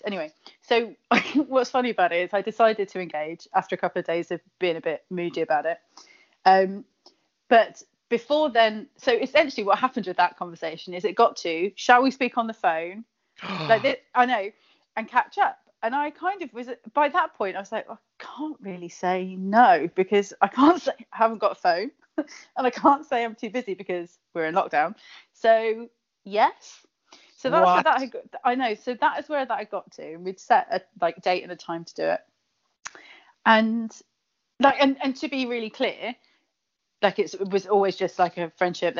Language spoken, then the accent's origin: English; Kent, South East England, United Kingdom; accent: Kent; where I grew up in Kent, where the accent is harsher than a cheese grater